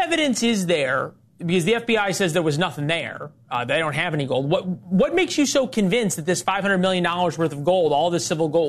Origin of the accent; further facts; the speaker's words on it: St. Louis, Missouri, United States; I'm from St. Louis, where the downtown's a ghost town.